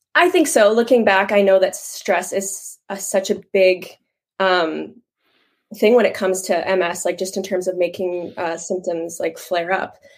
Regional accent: Moose Jaw, Saskatchewan, Canada; Born and raised in Moose Jaw, Saskatchewan. I born here, still here.

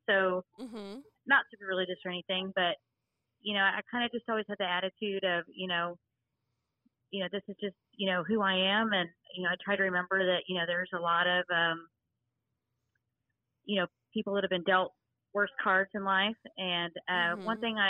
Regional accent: Fort Worth, Texas, United States; born there; now in Mineral Wells, United States; I currently live in Mineral Wells, Texas. I was born in Fort Worth, Texas, and my dad was in the military, so we moved around a little bit.

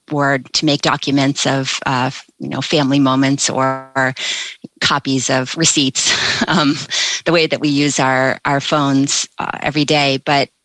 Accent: United States; I'm an American

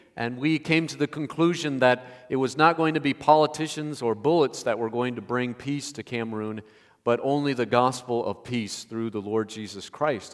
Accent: Indiana, United States; I grew up in Indiana

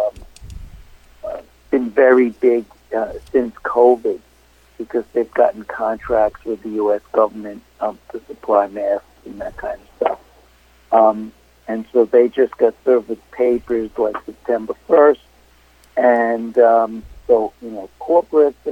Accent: New York City, New York, United States; born and raised in Brooklyn, Brooklyn College, NYU Law School.

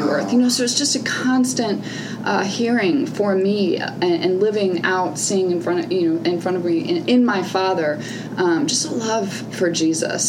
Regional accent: St. Louis, Missouri, United States; St. Louis is my hometown

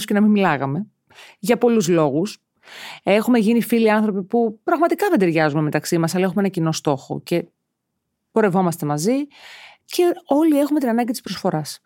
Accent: Piraeus, Attica, Greece; Μεγάλωσα στον Πειραιά στα Μανιάτικα

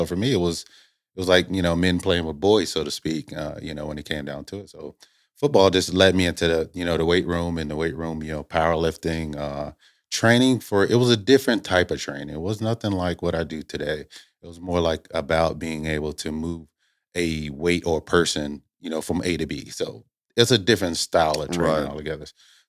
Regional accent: Indiana, United States; Originally, I'm from Indiana.

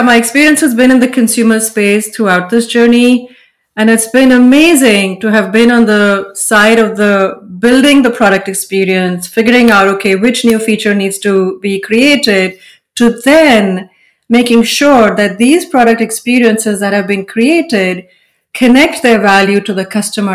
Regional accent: India; moved away as an adult; now in United States; Growing up in India, we didn't even know graphic design

